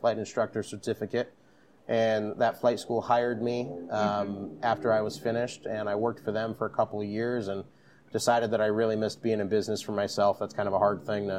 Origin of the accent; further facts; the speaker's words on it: Jupiter, Florida, United States; now in Orlando, United States; I'm originally from Jupiter, Florida, which is right on the coast